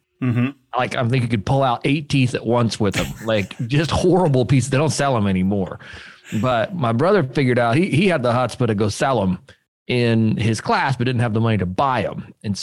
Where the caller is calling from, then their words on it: Memphis, Tennessee, United States; Memphis, Tennessee.